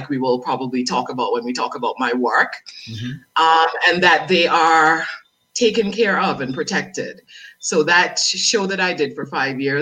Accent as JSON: {"language": "English", "country": "Dominica", "also_born_or_lived": "France", "accent": "Dominican", "said": "my Dominican accent"}